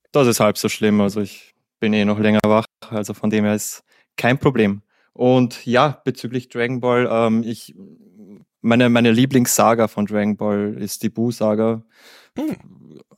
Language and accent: German; Vienna, Austria; Ich komme aus Wien. Das ist im schönen Österreich. Ich bin 29 Jahre alt.